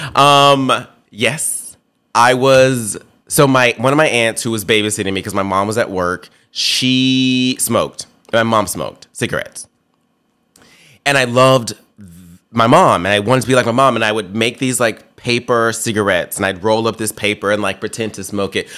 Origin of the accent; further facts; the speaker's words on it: Memphis, Tennessee, United States; I grew up in Memphis, Tennessee, and I lived in South Memphis